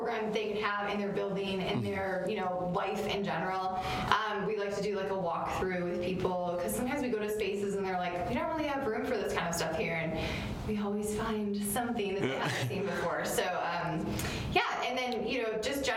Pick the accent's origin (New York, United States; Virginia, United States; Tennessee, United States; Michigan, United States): Michigan, United States; Detroit; now in Chicago, United States; I'm not from here. I'm actually from Detroit, but I feel very connected to the Midwest and to Chicago